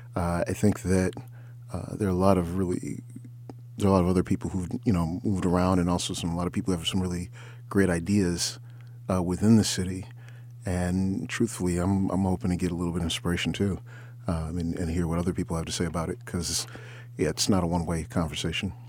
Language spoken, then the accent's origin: English; Ann Arbor, Michigan, United States; moved away as an adult; now in Detroit, United States; originally I'm from Ann Arbor